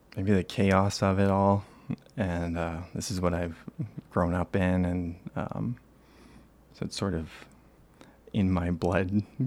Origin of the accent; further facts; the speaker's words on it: Toronto, Ontario, Canada; I'm from Toronto. I was raised here